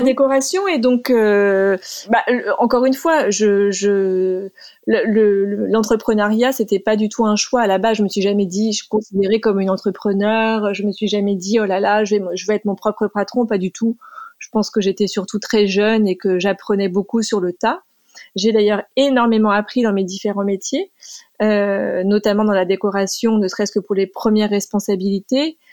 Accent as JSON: {"language": "French", "area": "Sologne", "region": "Centre-Val de Loire", "country": "France", "tie": "born or raised there", "moved": "as an adult", "lives_now": "United States", "said": "j'ai passé une grande partie de mon enfance en Sologne"}